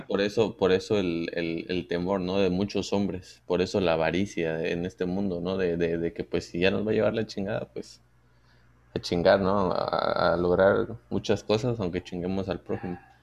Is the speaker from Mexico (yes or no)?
yes; Mexico; nosotros como mexicanos